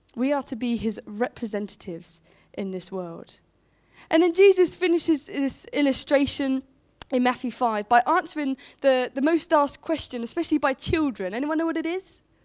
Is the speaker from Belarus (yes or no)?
no; Portsmouth, South East England, United Kingdom; moved away as an adult; now in Romsey, United Kingdom; a Pompey gal, I grew up in Portsmouth